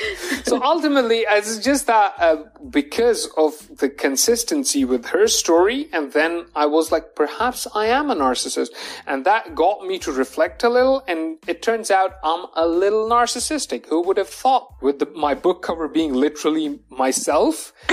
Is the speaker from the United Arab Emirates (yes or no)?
yes; Dubai, United Arab Emirates; Okay. I am a Pakistani and I have my business in Dubai because that's where I was born and brought up.